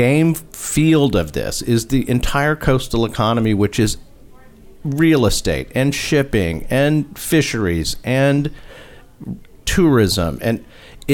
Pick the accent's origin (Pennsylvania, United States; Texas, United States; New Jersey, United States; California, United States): Texas, United States; we're from Texas